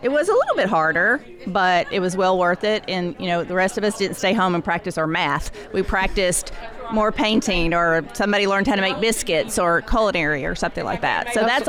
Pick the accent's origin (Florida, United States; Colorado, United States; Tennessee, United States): Tennessee, United States; Nashville; accent: Southern; I'm from Nashville.